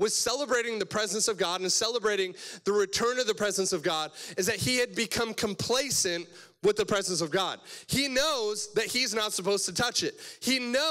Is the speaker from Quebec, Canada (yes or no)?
no; Cobourg, Ontario, Canada; I'm from Cobourg, Ontario, so east side of Toronto is the best side of Toronto